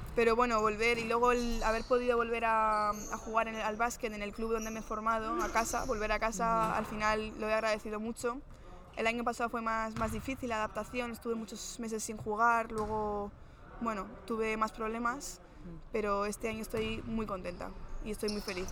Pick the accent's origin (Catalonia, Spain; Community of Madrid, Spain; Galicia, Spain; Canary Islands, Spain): Community of Madrid, Spain; Madrid; also born or lived in Maryland / West Virginia / New Jersey; yo al final soy de Madrid